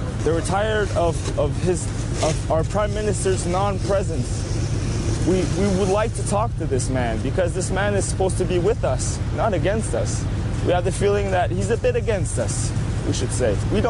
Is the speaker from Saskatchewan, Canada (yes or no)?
no; South Shore of Montreal, Quebec, Canada; I am from the South Shore of Montreal. I came here in Ottawa because I want my freedoms back.